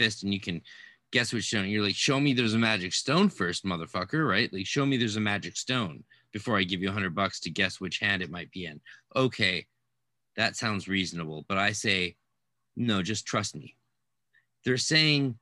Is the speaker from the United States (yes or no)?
no; Canada; I'm Canadian, so obviously I speak fluent Francais